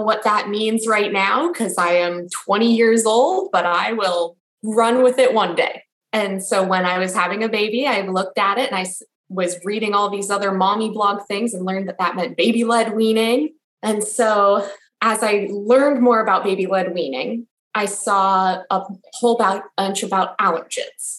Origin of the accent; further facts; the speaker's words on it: Los Angeles, California, United States; now in Washington, D.C. area, United States; I'm originally from Los Angeles, and my husband and I now live in a suburb just outside of Washington, D.C.